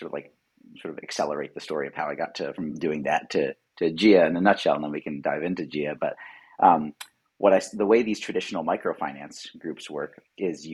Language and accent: English; Philadelphia, Pennsylvania, United States; I'm from Philadelphia originally.